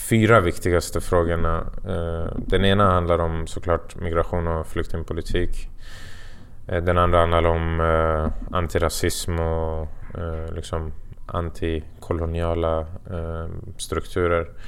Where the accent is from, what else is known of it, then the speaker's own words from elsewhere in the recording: Falun, Dalarna County, Sweden; när jag är hemma i Falun så känns det som att jag knappt har gjort någonting för att det finns ett annat lugn där.